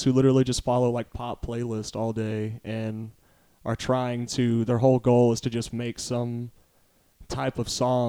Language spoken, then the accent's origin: English; Kennedale, Texas, United States; also born or lived in Arlington, Texas / Fort Worth, Texas / Granbury, Texas; I'm originally from Kennedale, Texas, which is Southeast Arlington